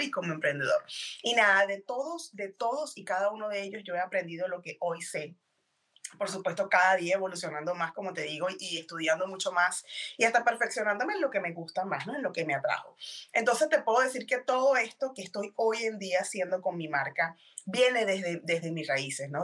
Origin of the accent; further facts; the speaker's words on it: Venezuela; moved away as an adult; now in Texas, United States; yo soy venezolana, eh, tengo alrededor de siete años viviendo en Texas, en Estados Unidos